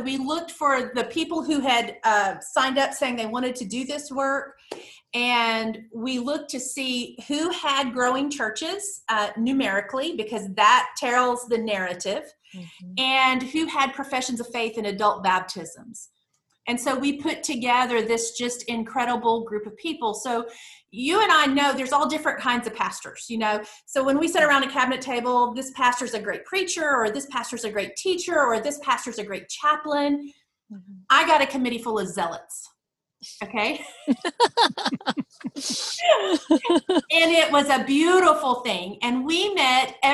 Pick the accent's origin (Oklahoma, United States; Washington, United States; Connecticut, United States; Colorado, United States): Oklahoma, United States; Tulsa; now in Texas, United States; I'm originally from Tulsa, Oklahoma